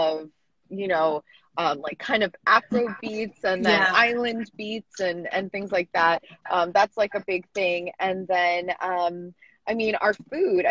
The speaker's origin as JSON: {"language": "English", "country": "United States", "tie": "born or raised there", "said": "growing up in America"}